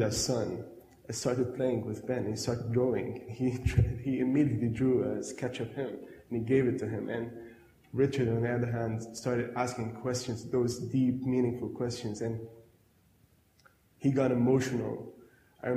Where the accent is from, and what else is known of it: Lebanon; now in Adelaide, Australia